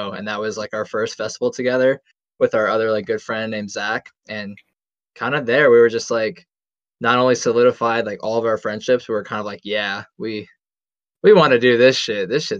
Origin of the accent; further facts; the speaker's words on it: East Bay, San Francisco Bay Area, California, United States; We're from the San Francisco Bay Area. We say that because this shit's got a lot of tiny little towns. Just where we're from like the East Bay, kind of near Berkeley, I would say.